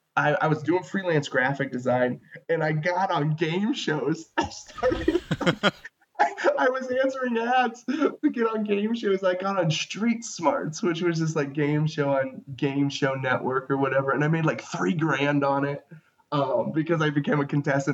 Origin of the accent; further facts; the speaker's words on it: Ohio, United States; moved away as an adult; also born or lived in Chicago; I'm originally from Ohio